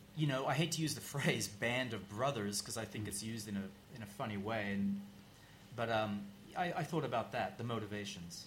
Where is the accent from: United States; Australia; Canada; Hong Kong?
Australia; moved away; I grew up in Australia